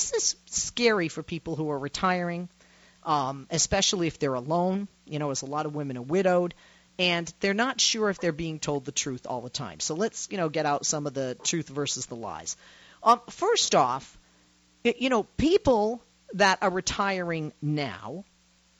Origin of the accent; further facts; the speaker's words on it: Boston, Massachusetts, United States; Boston University, my hometown, B, not BU, B, didn't live far from BU